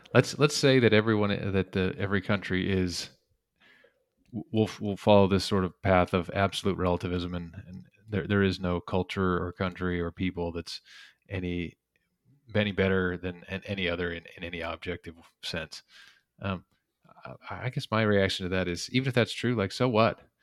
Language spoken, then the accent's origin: English; the West, United States; I grew up in the West